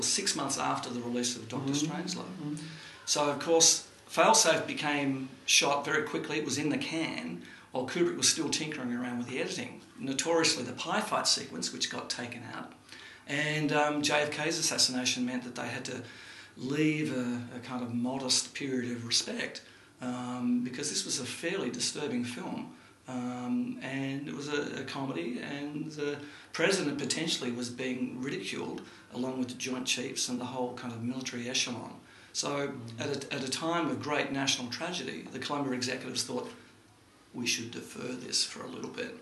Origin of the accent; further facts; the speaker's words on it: Melbourne, Victoria, Australia; I was born in 1959 in Melbourne